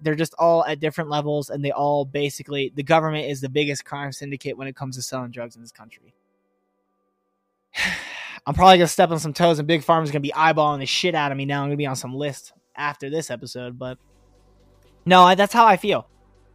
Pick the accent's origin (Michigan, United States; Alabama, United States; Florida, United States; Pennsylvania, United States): Pennsylvania, United States; Pittsburgh; I'm from Pittsburgh, Pennsylvania